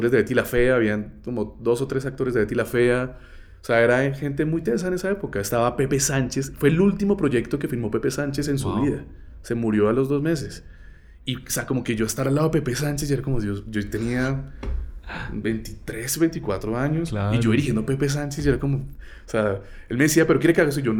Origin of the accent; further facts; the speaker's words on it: Barrancabermeja, Santander, Colombia; accent: santanderiano; moved away; Yo vengo de Barranca Bermeja y nada más alejado del mundo que Barranca